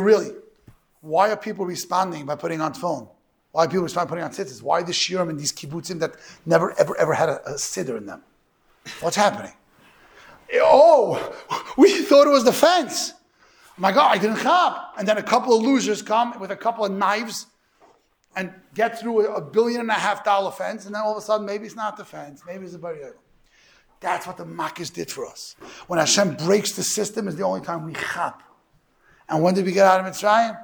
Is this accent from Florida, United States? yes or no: no; New York City, New York, United States; I'm from Borough Park